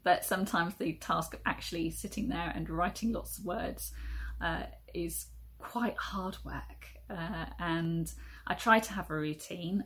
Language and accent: English; South Wales, United Kingdom; also born or lived in Lewisham, London; now in London, United Kingdom; I'm originally from South Wales and uh, it was in South Wales I first tried to write my very first book uh, aged about four, I think, with the help of my primary school teacher